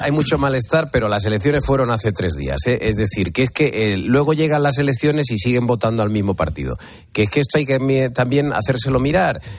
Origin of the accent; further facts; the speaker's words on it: Spain; yo como español